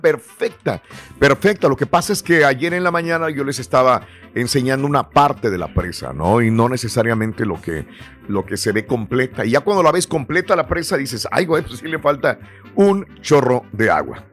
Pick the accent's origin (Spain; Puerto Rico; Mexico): Mexico; moved away; si yo nací en México y fui a la escuela en México, viví en México.